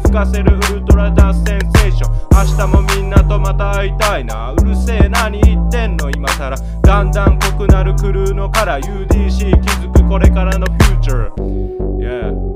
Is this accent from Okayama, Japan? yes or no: yes; Okayama, Japan; moved away; 僕の地元の天満屋